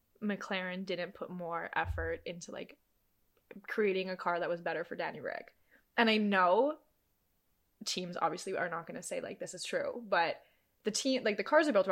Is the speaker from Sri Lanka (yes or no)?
no; Canada; we're Canadian.